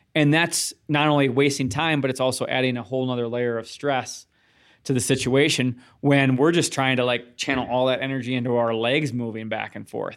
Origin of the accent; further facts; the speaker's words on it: Midwest, United States; growing up in the Midwest